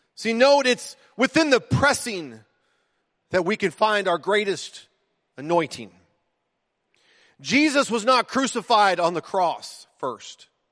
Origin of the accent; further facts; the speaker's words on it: United States; I might be American in citizenship